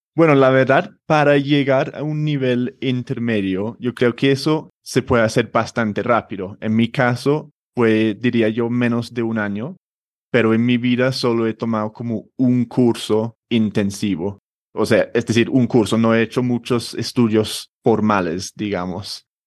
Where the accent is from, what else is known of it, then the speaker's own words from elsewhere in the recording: London, United Kingdom; Spanish is a second language; moved away as an adult; also born or lived in a small town in England / Spain; now in Bogotá, Colombia; nací en Londres hace treinta y pico años, no voy a decir el número exacto. y sí, me crecí o crecí en Londres. Ah, con ocho o nueve años me mudé a otra ciudad o un pueblito en, Inglaterra